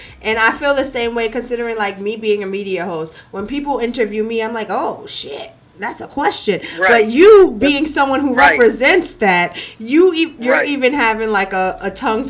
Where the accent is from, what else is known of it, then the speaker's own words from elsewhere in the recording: New York, United States; I'm from New York.